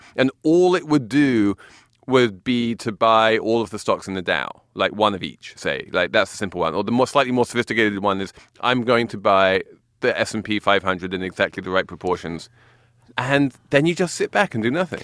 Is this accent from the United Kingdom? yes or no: yes; England, United Kingdom; moved away; I'm English